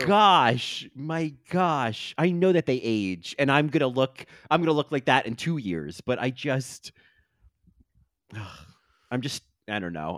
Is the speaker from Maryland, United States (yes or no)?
no; New Jersey, United States; growing up in New Jersey